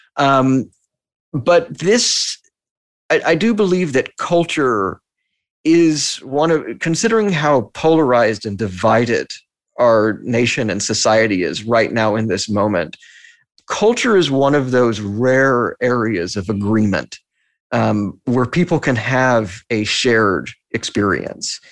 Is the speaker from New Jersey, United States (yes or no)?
no; Texas, United States; now in New York, United States; I'm from Texas